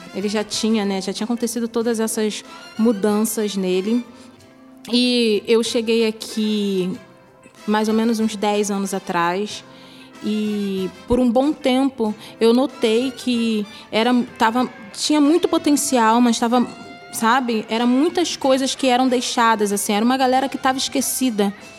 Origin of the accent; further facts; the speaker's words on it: Rio de Janeiro, Brazil; Saí da Fazenda Botafogo